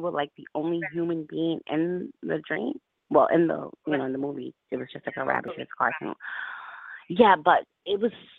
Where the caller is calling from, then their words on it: Albany, New York, United States; I'm calling you from Albany.